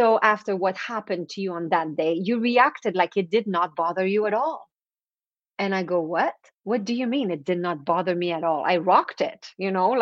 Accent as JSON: {"language": "English", "region": "East Coast of Canada", "country": "Canada", "first_language": "French", "second_language": "English", "said": "So I'm French Canadian, so I come from the East Coast of Canada"}